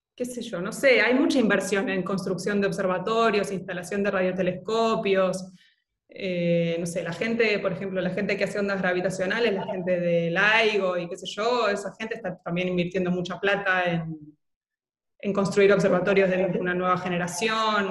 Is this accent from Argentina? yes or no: yes; Buenos Aires, Argentina; Yo vivía en Núñez